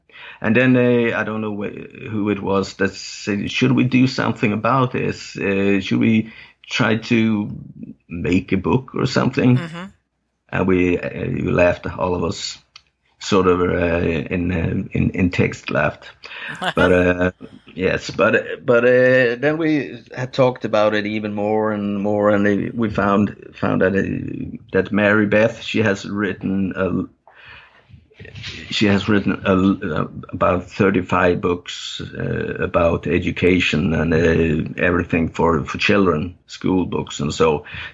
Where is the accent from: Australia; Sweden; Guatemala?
Sweden; north of Gothenburg archipelago, Västra Götaland; first language Danish; English is a second language; also born or lived in Copenhagen, Denmark; now in southern Sweden; when I was a little kid, we moved from Denmark, from Copenhagen, and up north of Gothenburg in the archipelago up there.